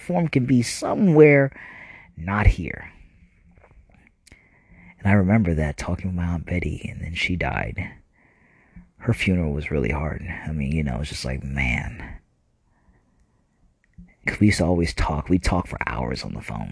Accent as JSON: {"language": "English", "region": "New Jersey", "country": "United States", "tie": "born or raised there", "said": "We were kind of growing up in New Jersey"}